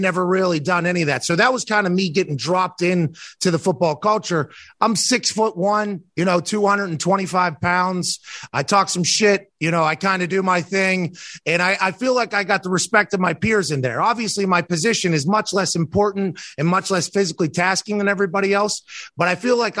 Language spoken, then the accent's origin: English; Plum, Pennsylvania, United States; I played soccer growing up, but I'm from Pittsburgh. Plum is in the East Hills of Pittsburgh.